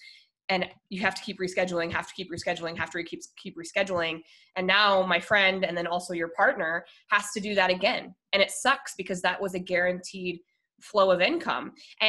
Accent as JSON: {"language": "English", "region": "Colorado", "country": "United States", "moved": "yes", "lives_now": "Lemon Grove, United States", "said": "I'm from Colorado mostly."}